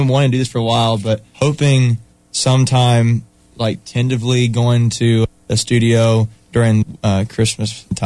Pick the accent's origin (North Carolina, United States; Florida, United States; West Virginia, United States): North Carolina, United States; Cary; we grew up together through our home church. We're originally from Cary